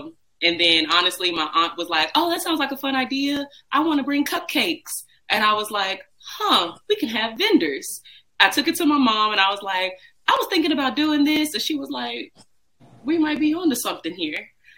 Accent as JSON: {"language": "English", "town": "San Antonio", "region": "Texas", "country": "United States", "tie": "born or raised there", "also_born_or_lived": "Bryan, Texas", "said": "And we are originally from San Antonio. Well, I'm originally from Bryan, Texas. I moved to San Antonio, Texas very early on before high school."}